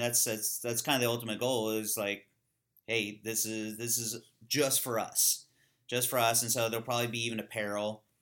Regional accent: California, United States; I grew up in California with a bunch of kinda hippies

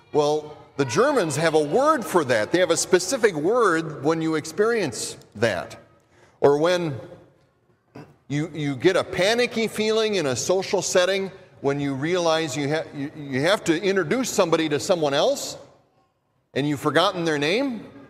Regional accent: Minnesota, United States; accent: Minnesota; my Minnesota accent

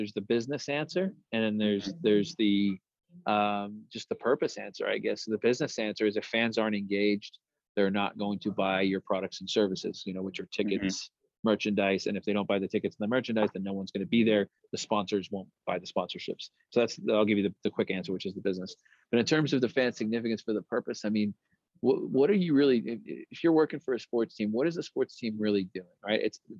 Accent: New Mexico, United States; And it's kind of funny, but then as a New Mexican, you build up this chip on your shoulder that people are just like, why don't you know New Mexico is a state?

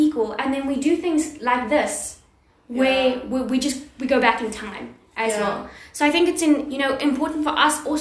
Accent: South Africa; first language English; being at a university that's predominantly Afrikaans

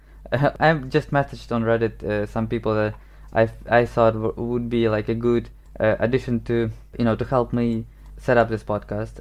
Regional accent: Ukraine; first language Ukrainian and Russian; English is a second language; now in Warsaw, Poland; I grew up in Ukraine

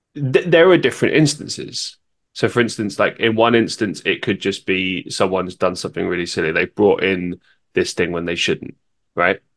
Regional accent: London, United Kingdom; moved away; I grew up in London

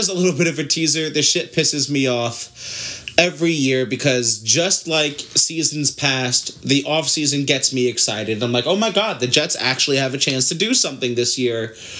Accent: Ireland; Obviously, I'm Irish.

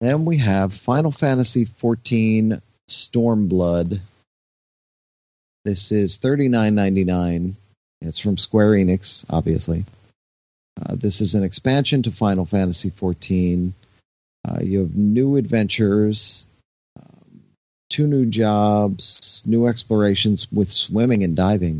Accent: Haddonfield, New Jersey, United States; the town I grew up in New Jersey

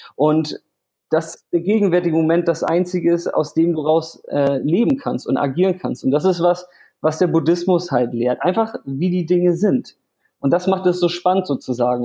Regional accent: Hamburg, Germany; also born or lived in Vietnam; ich komme aus Hamburg und lebe 50-50 in Hamburg und Vietnam

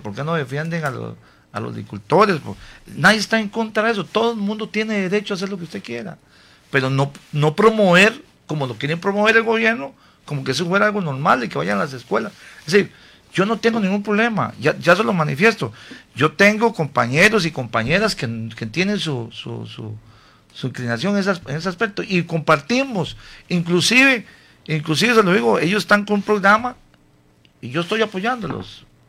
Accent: San Carlos, Alajuela, Costa Rica; aquí en Costa Rica, en mi pueblo, San Carlos

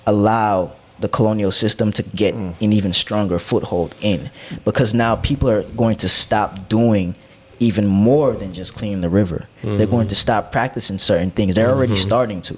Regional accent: Jamaica; moved away

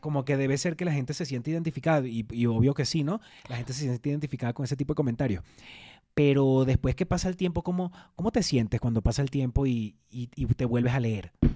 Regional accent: Venezuela; now in Mexico; somos además dos venezolanos

